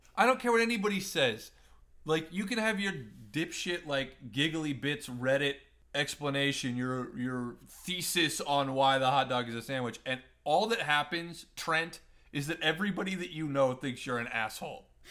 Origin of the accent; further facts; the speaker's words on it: Nebraska, United States; moved away; also born or lived in Missouri / Columbia, Missouri; where I grew up in, in Nebraska